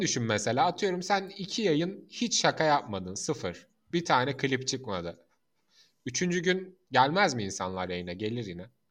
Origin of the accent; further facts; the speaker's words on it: Mersin, Turkey; moved away; Annem babam Mersinli değil ama ben Mersin'de doğdum. 20 sene Mersin'deydim. Memleketim